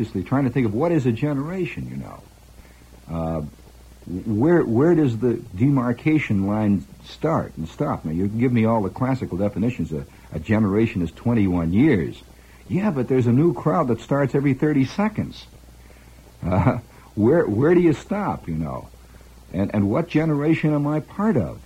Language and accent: English; Indiana, United States; accent: Indiana; also born or lived in Chicago, Illinois; now in New York, United States; I was born in Chicago, lived there for a long time, then spent most of my formative years in Indiana, and then moved back to Chicago